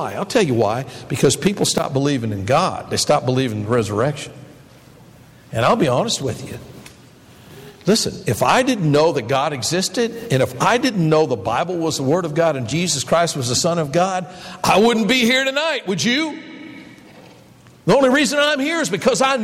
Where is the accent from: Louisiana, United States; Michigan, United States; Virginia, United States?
Michigan, United States; Detroit; when I was a boy growing up in the Detroit area